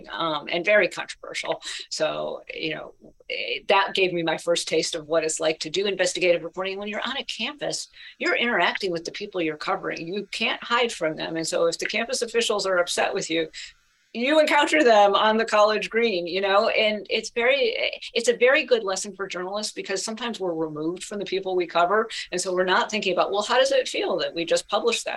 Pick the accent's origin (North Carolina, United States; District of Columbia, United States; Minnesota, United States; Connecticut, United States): Connecticut, United States; Middletown; moved away; I grew up in Connecticut